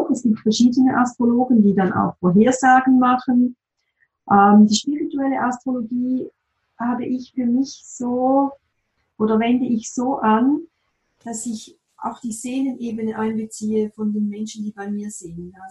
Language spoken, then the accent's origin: German; Appenzell, Switzerland; ich komme aus dem Appenzellerland, da gibt es oft noch Bauern